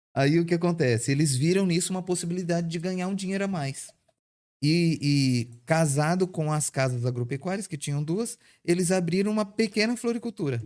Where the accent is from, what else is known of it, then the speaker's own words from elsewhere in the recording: Santa Catarina, Brazil; now in Caldas Novas, Brazil; nós somos catarinenses, nós não somos de Caldas Novas. E meus pais, quando criança, quando eu quando criança, eles já trabalhavam com, com eventos